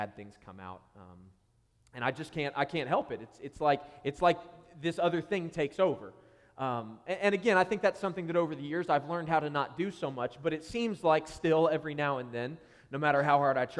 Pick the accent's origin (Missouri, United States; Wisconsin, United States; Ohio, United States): Ohio, United States; Columbus; moved away as an adult; now in Columbus, United States; I am recently a church planter to Columbus, Ohio, which is my hometown. It's where I grew up.